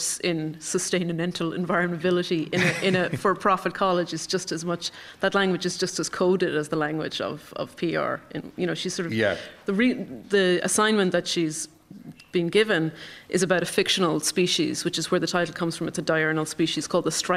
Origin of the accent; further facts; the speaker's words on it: County Longford, Leinster, Ireland; moved away; I'm from County Longford, and I was home on holiday at one point